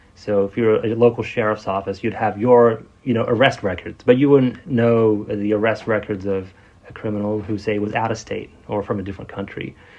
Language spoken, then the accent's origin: English; Australia; moved away as an adult; also born or lived in Silicon Valley; I grew up in Australia. My dad is from Vietnam originally, and my mom's Australian